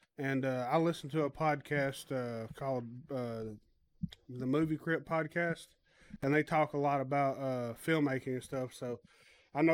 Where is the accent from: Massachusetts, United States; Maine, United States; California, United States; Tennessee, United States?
Tennessee, United States; Nashville; also born or lived in Ashland City, Tennessee / McMinnville, Tennessee; I'm from West Nashville. I grew up on Stevenson Street, right down from the Nations.